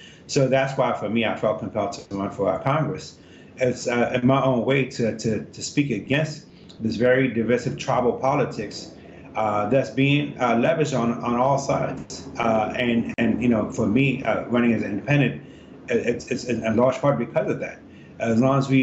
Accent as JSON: {"language": "English", "country": "Ethiopia", "moved": "yes", "lives_now": "Virginia, United States", "said": "I'm originally from Ethiopia, and the reason that my parents immigrated here in 82"}